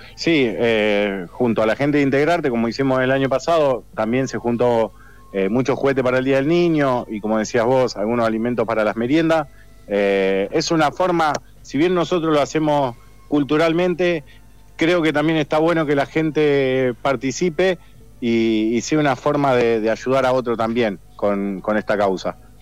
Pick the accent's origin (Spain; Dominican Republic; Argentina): Argentina; de las pocas costumbres que nos quedan como argentinos